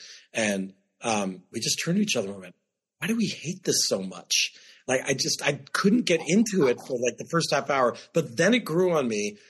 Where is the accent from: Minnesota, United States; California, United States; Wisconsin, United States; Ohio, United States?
Ohio, United States; Youngstown; from my hometown of Youngstown, Ohio. I grew up knowing him